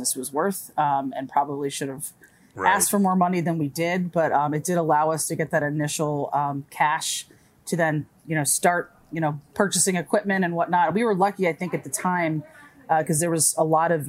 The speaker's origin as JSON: {"language": "English", "town": "Silver Spring", "region": "Maryland", "country": "United States", "tie": "born or raised there", "said": "I was born and raised in Silver Spring"}